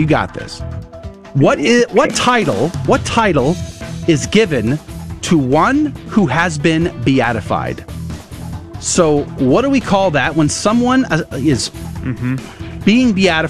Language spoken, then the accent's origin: English; Converse, Texas, United States; moved away; also born or lived in Universal City, Texas; Yeah, I grew up a Converse, a Universal City.